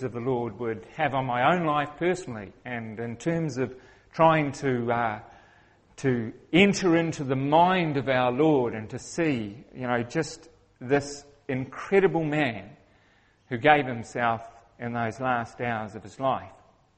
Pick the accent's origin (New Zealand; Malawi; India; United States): New Zealand; accent: Kiwi; I'm a Kiwi, which means I have a funny accent